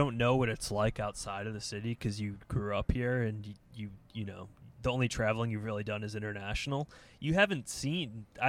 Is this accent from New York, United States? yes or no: yes; Endicott, New York, United States; moved away; my hometown, Endicott, New York. Shout out 607.